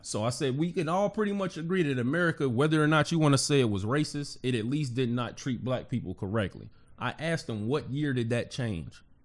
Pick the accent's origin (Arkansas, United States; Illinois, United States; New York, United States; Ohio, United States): Ohio, United States; Cincinnati; born and raised in Cincinnati